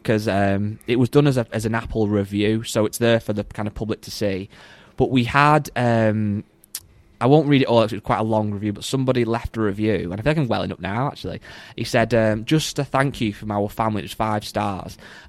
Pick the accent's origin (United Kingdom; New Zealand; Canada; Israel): United Kingdom; England; I'm from England